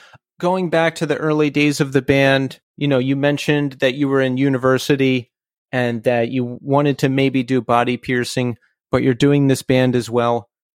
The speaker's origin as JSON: {"language": "English", "town": "Philadelphia", "region": "Pennsylvania", "country": "United States", "also_born_or_lived": "Brooklyn", "moved": "yes", "lives_now": "New York City, United States", "said": "I'm actually from Philly."}